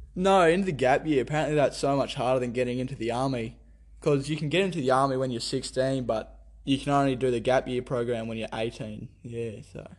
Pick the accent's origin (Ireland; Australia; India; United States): Australia; Theodore, Queensland; also born or lived in France; I was born in Theodore